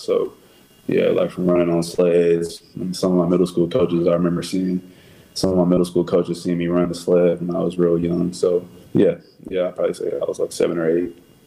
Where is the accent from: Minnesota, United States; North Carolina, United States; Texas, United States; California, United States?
Texas, United States; moved away as an adult; now in Chicago, United States; I'm just from Texas. I'm just a, a, Texas kid